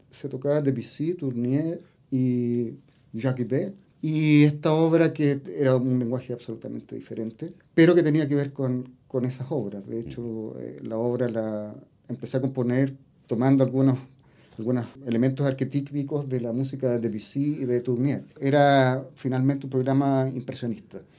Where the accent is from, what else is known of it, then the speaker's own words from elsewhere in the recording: Los Andes, Valparaíso, Chile; born there; also born or lived in Viña del Mar; En realidad mis papás son de los Andes. Nací, eh, soy nacido